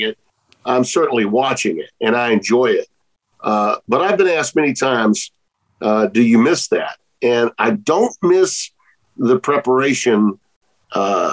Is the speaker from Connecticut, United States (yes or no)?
no; Louisiana, United States; It's in New Orleans. It's in my home state